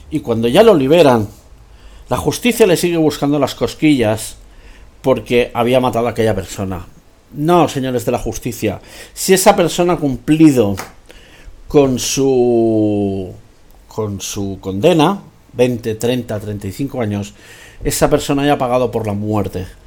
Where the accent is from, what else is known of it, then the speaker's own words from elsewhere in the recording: Catalonia, Spain; soy español por obligación, soy español porque lo dice mi DNI, pero estoy harto, no me siento español, me siento catalán.